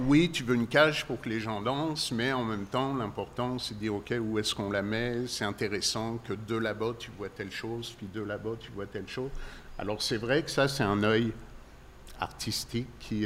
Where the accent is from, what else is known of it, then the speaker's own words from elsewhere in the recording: Paris, Île-de-France, France; moved away as an adult; now in Quebec, Canada; je viens effectivement de France, de Paris